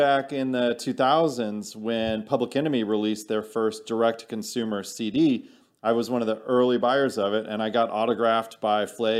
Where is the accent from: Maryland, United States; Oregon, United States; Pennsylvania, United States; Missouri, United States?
Missouri, United States; I'm from Missouri, the Show Me State